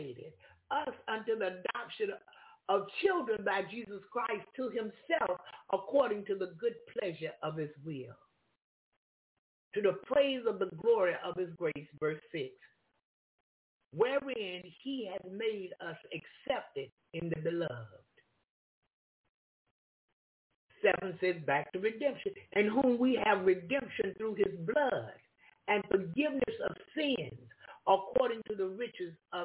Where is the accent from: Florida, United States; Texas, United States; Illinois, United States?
Florida, United States; I'm from Florida